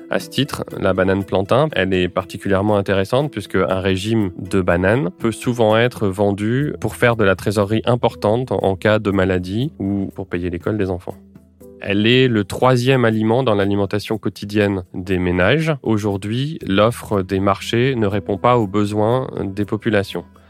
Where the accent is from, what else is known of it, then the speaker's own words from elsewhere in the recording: France; chez nous en France